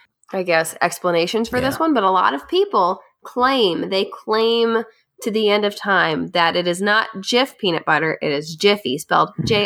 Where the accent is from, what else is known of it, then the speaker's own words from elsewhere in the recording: Lexington, Kentucky, United States; Growing up in Lexington, the peanut butter plant is there.